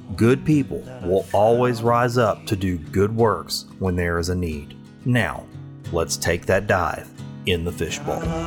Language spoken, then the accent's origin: English; Sulphur, Louisiana, United States; Sulphur, Louisiana, my hometown